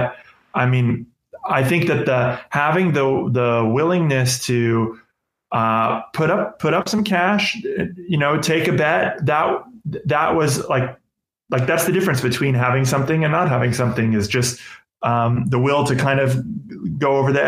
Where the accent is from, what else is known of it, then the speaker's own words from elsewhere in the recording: Los Angeles, California, United States; I happen to have a friend, a really good friend who I grew up with in Los Angeles